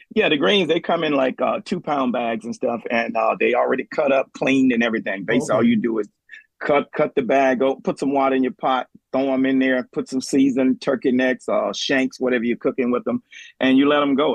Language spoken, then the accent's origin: English; New Orleans, Louisiana, United States; now in Kent, United States; we was growing up in New Orleans